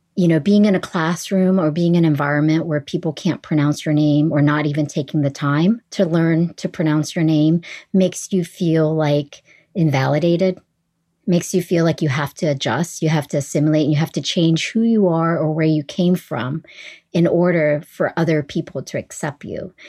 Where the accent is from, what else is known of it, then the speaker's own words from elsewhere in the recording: East Coast of the United States, United States; English is a second language; also born or lived in Nha Trang, Vietnam / New Orleans; I pretty much grew up in the United States on the East Coast